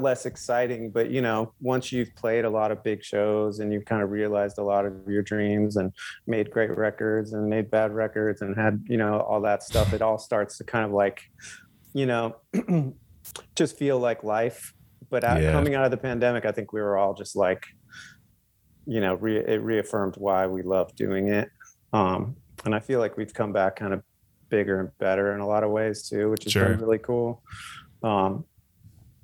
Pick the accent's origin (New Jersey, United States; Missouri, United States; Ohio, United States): Ohio, United States; Cleveland; now in Los Angeles, United States; I was born and raised in Cleveland.